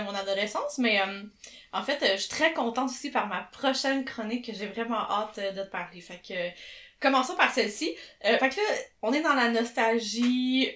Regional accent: Chambly, Quebec, Canada; aux gens de mon Patelin, Chambly, ah, Richelieu, Marieville

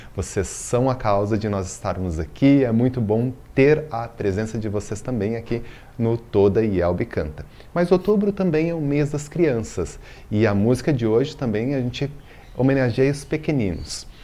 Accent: Belo Horizonte, Minas Gerais, Brazil; moved away; acompanhando lá de BH, Minas Gerais, minha terrinha

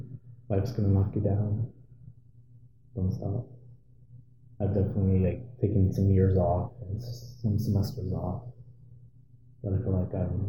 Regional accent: Anchorage, Alaska, United States; Well, I'm from Anchorage, Alaska. I was born here, but my birth mom was from Kotzebue.

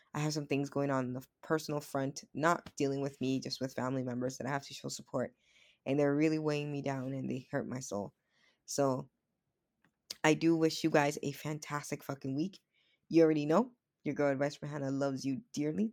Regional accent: Dominican Republic; moved away; I was born in the Dominican Republic

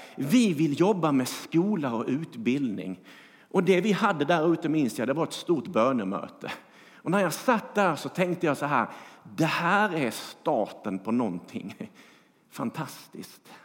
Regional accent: Skåne, Sweden; now in Bankeryd, Sweden; jag är skåning

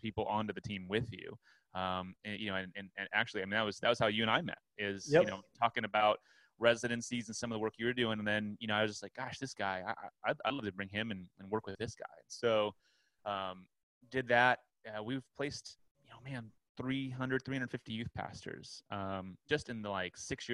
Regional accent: Southern California, United States; also born or lived in Orlando, Florida / Long Beach; I'm from Southern California

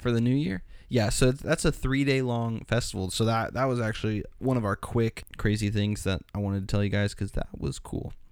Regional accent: United States; I'm from, if you can't tell in my accent, I'm from the U S

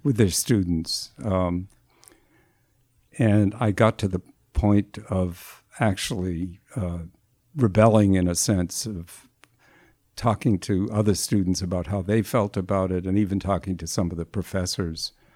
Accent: Newton, Massachusetts, United States; also born or lived in Cambridge, Massachusetts; I grew up in the Boston area.

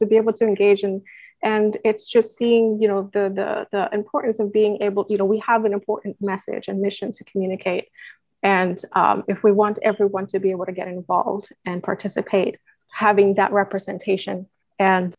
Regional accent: Puerto Rico; moved away; I'm originally born and raised in Puerto Rico

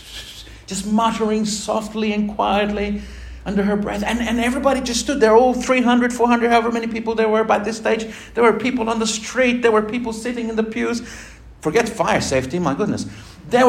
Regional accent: Argentina; moved away; my home country, in Argentina

